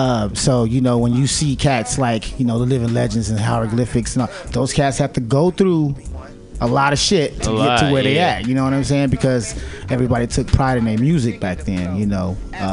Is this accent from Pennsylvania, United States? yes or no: no; San Francisco, California, United States; from San Francisco, California, born and raised in the Fillmore District, aka Western Addition.